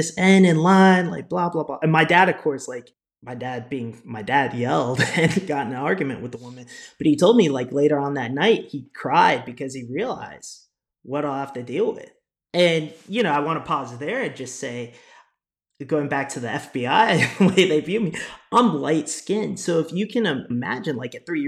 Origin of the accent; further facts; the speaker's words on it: New Jersey, United States; moved away; given that I am from the United States, I was born in New Jersey